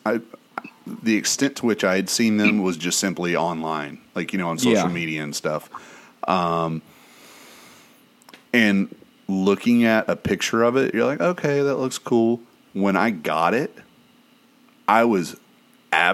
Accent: East Tennessee, United States; now in Florida, United States; growing up in East Tennessee, everybody had a tub of lard in their fucking cupboard

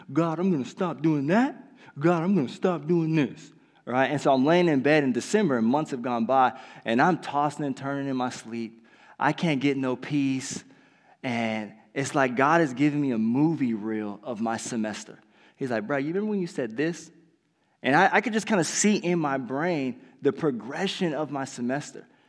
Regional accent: California, United States; moved away; I was from California

